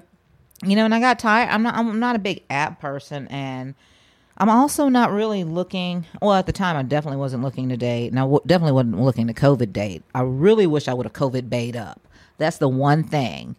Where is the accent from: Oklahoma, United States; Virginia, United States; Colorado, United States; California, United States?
Oklahoma, United States; I'm from Oklahoma